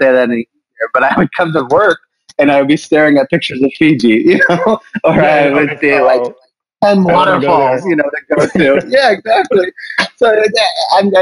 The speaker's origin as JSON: {"language": "English", "region": "California", "country": "United States", "also_born_or_lived": "San Diego / San Francisco / Seattle", "moved": "as an adult", "lives_now": "Brooklyn, United States", "said": "I'm from California."}